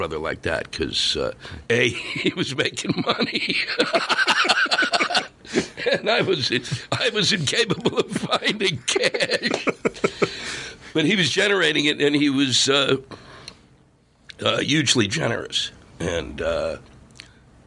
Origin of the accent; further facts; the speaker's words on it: Silver Spring, Maryland, United States; this little room in Silver Spring, Maryland, my hometown